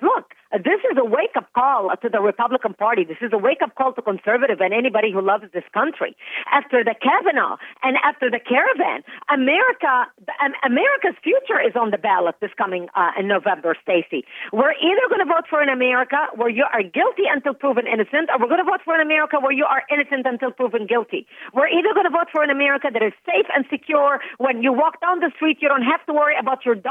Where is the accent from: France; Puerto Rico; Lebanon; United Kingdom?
Lebanon; first language Arabic; English is a second language; now in United States; I was born and raised in Lebanon